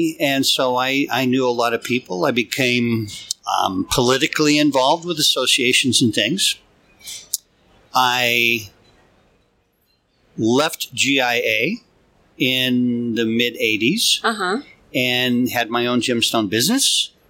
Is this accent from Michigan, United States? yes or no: no; Baker City, Oregon, United States; moved away as an adult; also born or lived in Santa Barbara, California; I'm just a poor country boy. Grew up in Eastern Oregon.